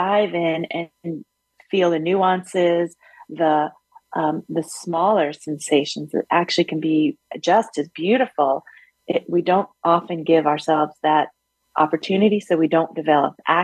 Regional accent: New York City, New York, United States; moved away as an adult; also born or lived in Yellow Springs, Ohio; I grew up in Brooklyn

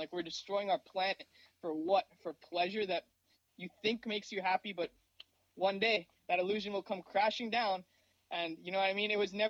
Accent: Mumbai, Maharashtra, India; born there; Growing up, I come from a Indian background. I was born in Mumbai

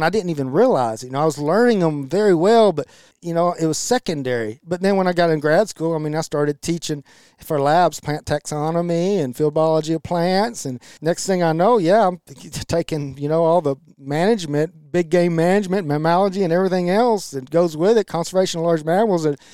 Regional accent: Milam County, Texas, United States; the only oak trees that we have in the Blackland Versailles, where we grew up in Milam County

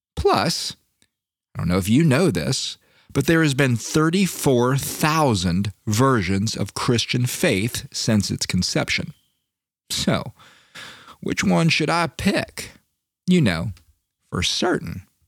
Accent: Florida, United States; I'm from Florida

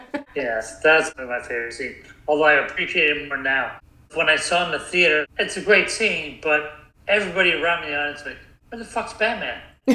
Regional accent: South Bend, Indiana, United States; I grew up in Indiana. My brother was a newspaper boy, and we were a test market city in South Bend, Indiana.

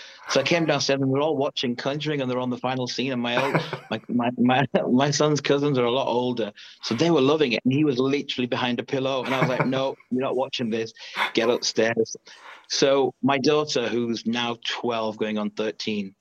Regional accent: Leeds, Yorkshire and the Humber, United Kingdom; I'm from Leeds in England, 41.

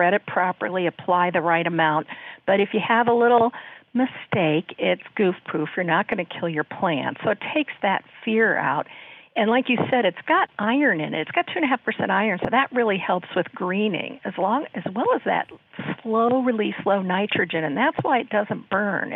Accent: Columbus, Ohio, United States; moved away as an adult; also born or lived in Wisconsin; now in Milwaukee, United States; I was born and raised in Columbus, Ohio

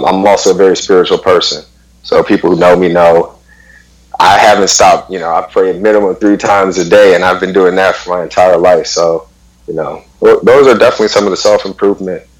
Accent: Detroit, Michigan, United States; I'm born and raised in Detroit, Michigan.

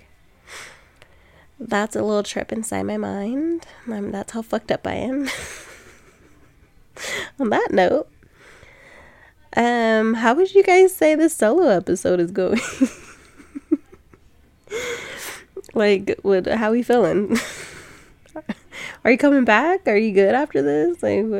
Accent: Sacramento, California, United States; I'm from Sac, but I live on, like, the outskirt of town now.

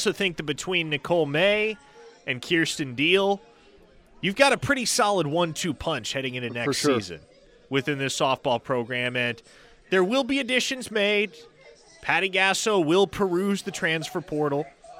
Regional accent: Nebraska, United States; moved away; I'm from Nebraska, too.

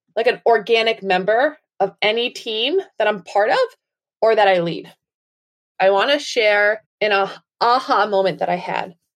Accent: Massachusetts, United States; I am from Wilbur, Massachusetts, in the United States.

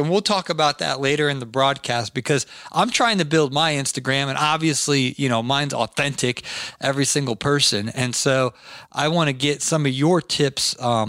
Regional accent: Canton, Ohio, United States; moved away; also born or lived in the South, United States; I'm from Canton, Ohio, originally, until my brain cells kicked in and I moved down south.

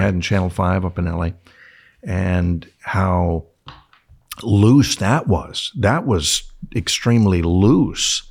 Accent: San Diego, California, United States; also born or lived in Yuma / Tucson; my hometown of San Diego

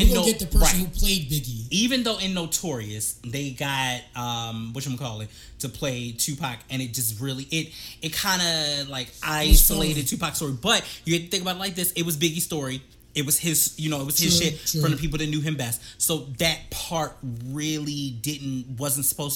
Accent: East Coast, United States; I'm from the East Coast

